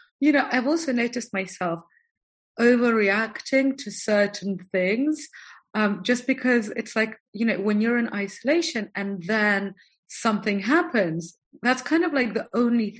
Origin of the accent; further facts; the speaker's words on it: Moscow, Russia; moved away; also born or lived in London / French Riviera; I'm from Moscow, so we know what cold is